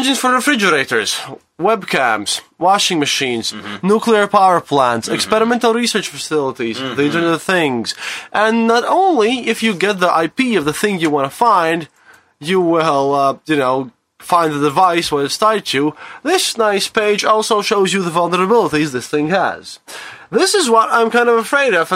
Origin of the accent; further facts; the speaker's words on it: Riga, Latvia; from Riga, Latvia, from EU